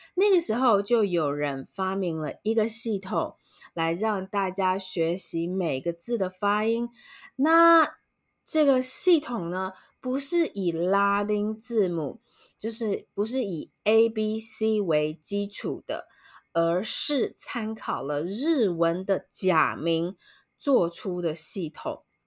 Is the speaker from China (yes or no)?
no; Taiwan; 台湾人，我们学习中文字的时候，我们不是使用拼音系统